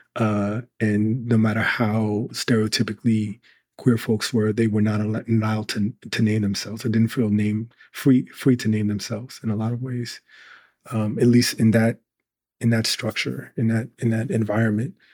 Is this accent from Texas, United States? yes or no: no; Newark, New Jersey, United States; in a city where that was known for um, car thefts when I was growing up